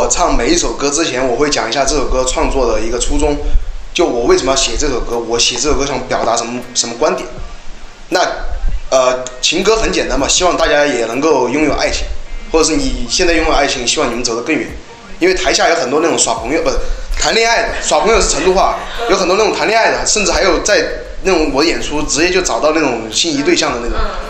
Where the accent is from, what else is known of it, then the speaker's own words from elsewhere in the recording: China; 我作作为一个中国人嘛，我觉得上央视绝对是至高荣耀